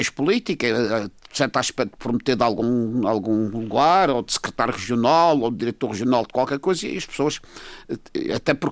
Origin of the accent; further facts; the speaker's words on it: Madeira, Portugal; E para mim, como madeirense que sou, eu acho aberrante, digo o termo aberrante, ir dar essas informações para uma televisão do continente, para no continente parecer que os madeirenses são tudo acabados